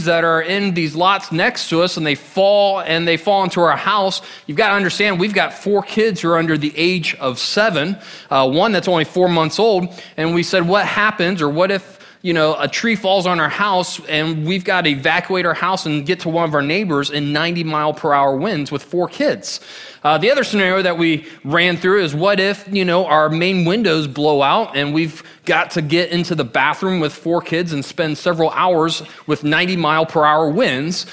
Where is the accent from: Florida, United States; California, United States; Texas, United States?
Florida, United States; Orlando; I grew up in Orlando for 18 years